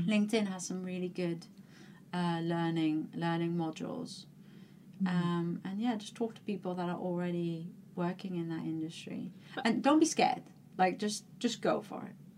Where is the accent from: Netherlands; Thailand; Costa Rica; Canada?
Netherlands; moved away; I'm from, like you said, I'm from the Netherlands